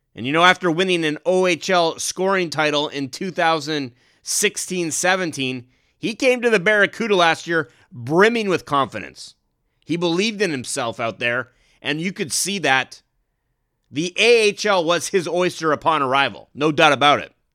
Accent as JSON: {"language": "English", "country": "Canada", "tie": "born or raised there", "said": "growing up in Canada"}